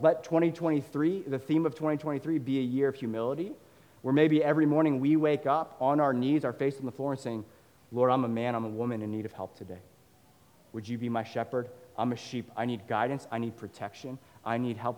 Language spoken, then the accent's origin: English; Northern Virginia, United States; I grew up in Northern Virginia